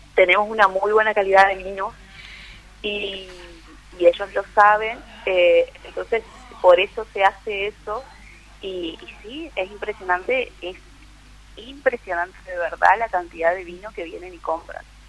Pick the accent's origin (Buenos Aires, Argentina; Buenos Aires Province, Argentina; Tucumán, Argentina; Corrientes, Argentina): Corrientes, Argentina; Monte Caseros; nacida y criada en Montecaseros.